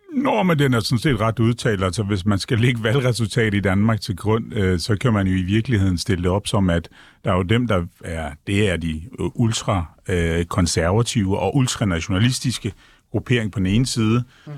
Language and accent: Danish; Ankara, Turkey; now in Denmark; Jeg er født, født og opvokset i Ankara